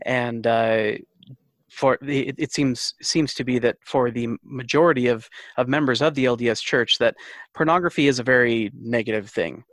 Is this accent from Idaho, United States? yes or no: yes; Rexburg, Idaho, United States; very privileged male growing up in Rexburg